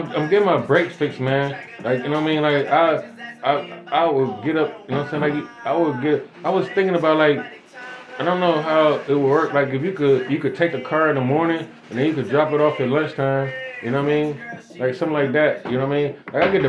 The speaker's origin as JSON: {"language": "English", "country": "Jamaica", "said": "I'm a Jamaican around this bitch."}